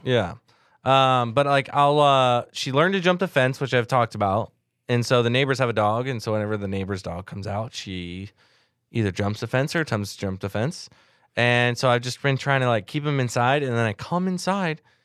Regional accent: Southern California, United States; I grew up in Southern California.

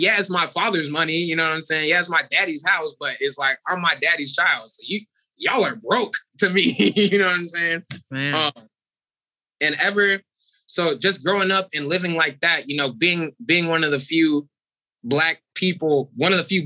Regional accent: Corona, California, United States; I grew up in these suburbs.

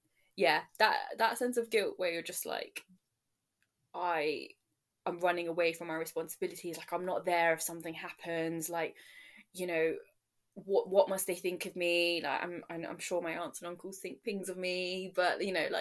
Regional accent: London, United Kingdom; also born or lived in Nottingham; I'm from London

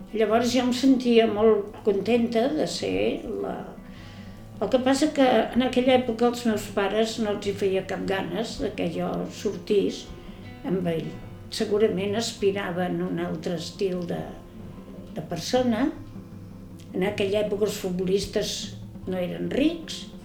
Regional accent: Barcelona, Catalonia, Spain; now in Ciutadella, Spain; vaig néixer a Barcelona el dia 1 de febrer

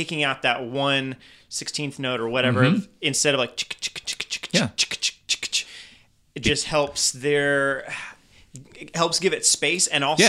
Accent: France; Yeah, growing up in, growing up in France, and I went to a very international church

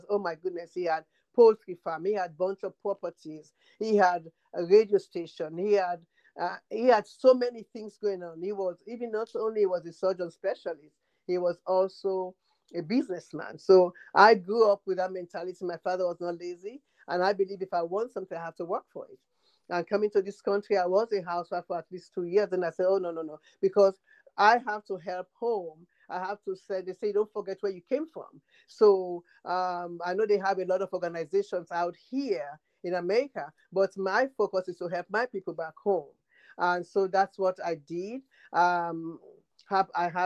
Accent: Freetown, Western Area, Sierra Leone; moved away as an adult; now in United States; I am from Freetown, Sierra Leone, next to Ghana, Liberia, Nigeria. And I've been here for about 45 years.

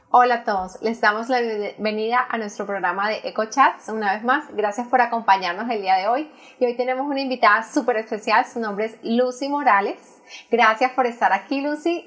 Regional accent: Colombia; now in United States; Yo soy la única que emigré también de Colombia

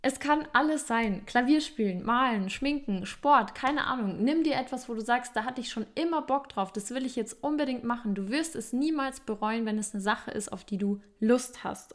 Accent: Germany; bei uns in Deutschland

